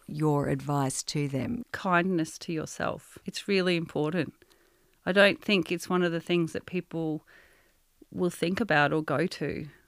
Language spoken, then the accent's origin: English; Australia; born there; I am both Australian and French. I was born mm. here, but culturally, I think I'm actually more French than Australian.